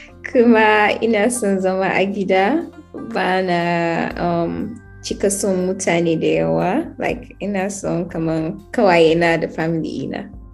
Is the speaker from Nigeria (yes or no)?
yes; Borno, Nigeria; I'm from Borno State.